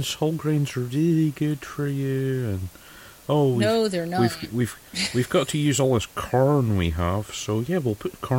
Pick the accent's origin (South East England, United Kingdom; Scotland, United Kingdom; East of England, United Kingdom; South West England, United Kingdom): Scotland, United Kingdom; I'm Scottish.